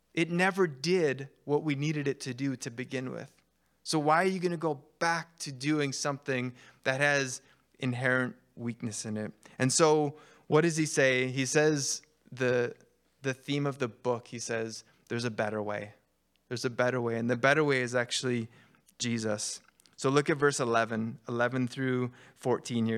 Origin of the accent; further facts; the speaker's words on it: Canada; I'm Canadian